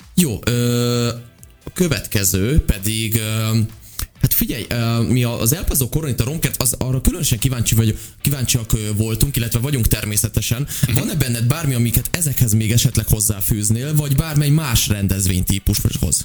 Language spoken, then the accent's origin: Hungarian; Sopron, Győr-Moson-Sopron, Hungary; vidéki származású vagyok én szintúgy, és Soproni vagyok